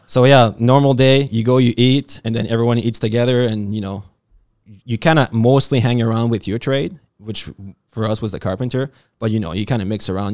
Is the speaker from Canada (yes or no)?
yes; New Brunswick, Canada; living life simple like we like to do out east, 'cause I'm from New Brunswick